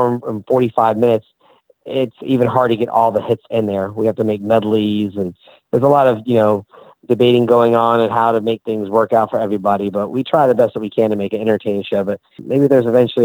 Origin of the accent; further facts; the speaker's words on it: Orlando, Florida, United States; growing up in Orlando